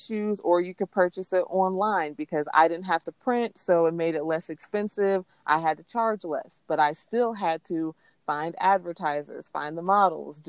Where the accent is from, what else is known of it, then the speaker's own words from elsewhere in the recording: Arkansas City, Kansas, United States; moved away; I was born and raised in Ark City, Kansas